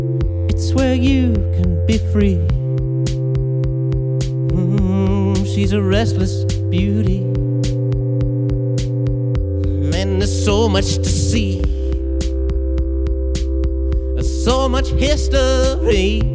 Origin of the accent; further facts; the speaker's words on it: Chattanooga, Tennessee, United States; I'm originally from Chattanooga, Tennessee